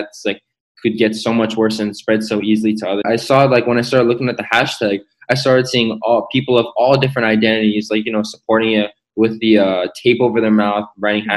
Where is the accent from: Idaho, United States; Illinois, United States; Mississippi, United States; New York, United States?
New York, United States; I'm from New York myself